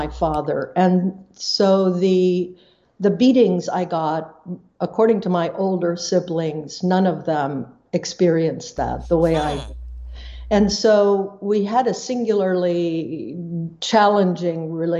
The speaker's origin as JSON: {"language": "English", "country": "Paraguay", "tie": "born or raised there", "said": "I grew up in Paraguay. I grew up on a leprosy camp. I grew up in a Low German Mennonite community."}